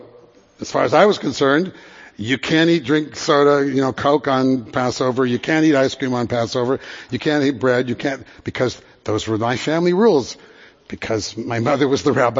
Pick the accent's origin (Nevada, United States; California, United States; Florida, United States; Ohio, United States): California, United States; Santa Monica; I grew up in Santa Monica